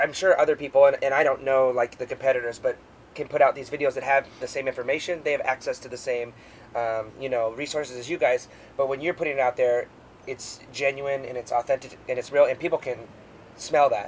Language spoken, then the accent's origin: English; Alaska, United States; moved away; growing up in Alaska on this island